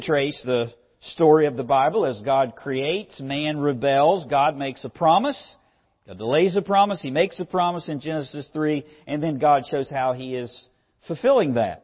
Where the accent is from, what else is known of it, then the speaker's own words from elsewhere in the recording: West Virginia, United States; now in Lynchburg, United States; I'm from West Virginia